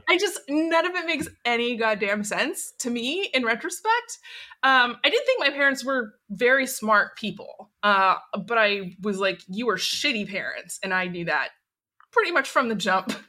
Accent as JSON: {"language": "English", "town": "Portland", "region": "Oregon", "country": "United States", "tie": "born or raised there", "said": "I was born and raised in Portland, Oregon"}